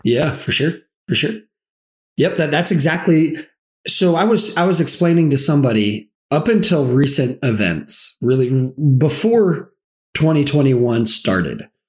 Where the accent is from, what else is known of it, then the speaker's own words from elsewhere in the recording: the South, United States; I'm from the South. I grew up in the South.